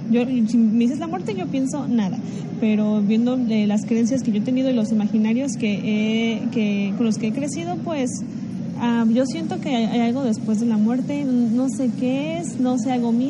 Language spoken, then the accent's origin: Spanish; Mexico; me gusta creer que, algún día también mi foto va a estar en alguna ofrenda, como lo hacemos en mi país, y yo voy a cruzar el, el puente que conecta vivos y muertos